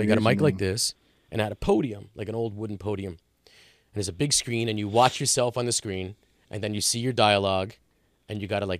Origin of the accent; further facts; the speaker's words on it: Howell, New Jersey, United States; But I'm like, I'm right from Howell.